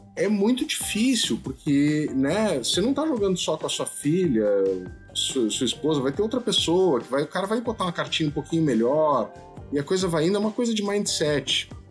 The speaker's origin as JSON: {"language": "Portuguese", "region": "Rio Grande do Sul", "country": "Brazil", "also_born_or_lived": "Brasília", "said": "a minha família toda é aqui do Sul, né? Nós uhum. somos do Rio Grande do Sul"}